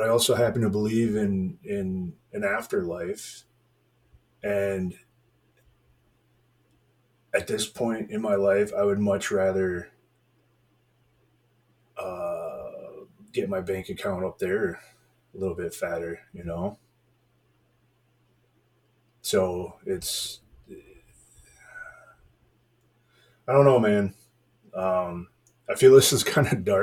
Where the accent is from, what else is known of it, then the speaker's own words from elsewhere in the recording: United States; I'm an American and I'm a Christian.